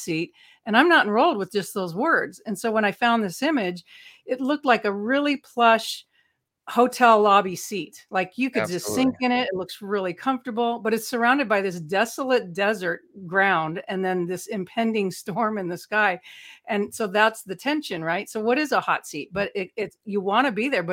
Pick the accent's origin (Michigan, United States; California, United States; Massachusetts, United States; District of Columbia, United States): California, United States; Los Angeles; I spent 4 years as a teenager growing up in Hollywood